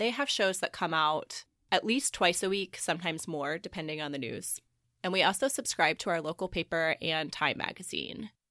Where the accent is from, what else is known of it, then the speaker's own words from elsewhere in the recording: Missouri, United States; now in Indiana, United States; growing up in Missouri, I had done a lot of these things as a kid